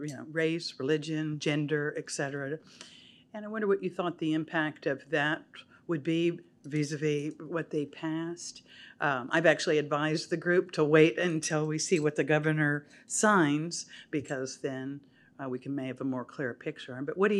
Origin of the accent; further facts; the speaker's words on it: Waco, Texas, United States; from Waco, Texas.